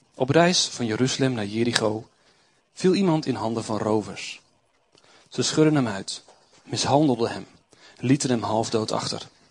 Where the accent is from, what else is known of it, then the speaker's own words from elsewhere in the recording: Doetinchem, Gelderland, Netherlands; Ik kom uit Doetinchem.